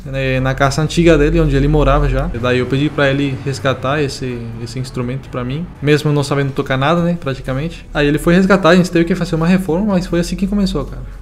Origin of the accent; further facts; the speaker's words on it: Venezuela; moved away; Eu sou da, da, Venezuela